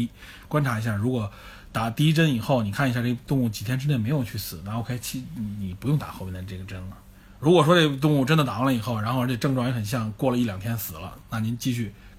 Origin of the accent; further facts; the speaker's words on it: China; 这个东西其实大家我们中国人都很熟悉，都听说过。